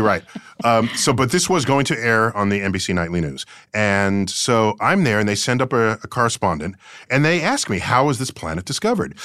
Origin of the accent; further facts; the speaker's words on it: New York City, New York, United States; I grew up in the Bronx